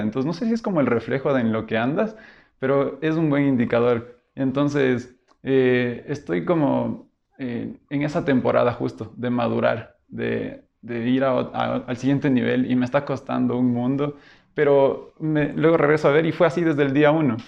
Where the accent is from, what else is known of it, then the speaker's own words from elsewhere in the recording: Loja, Ecuador; also born or lived in Quito, Ecuador; venir de Quito, soy quiteño, y a los 10 años ir a vivir en Loja